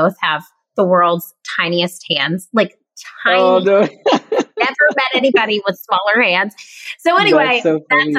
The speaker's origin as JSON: {"language": "English", "region": "South Carolina", "country": "United States", "said": "anyone from South Carolina other than myself"}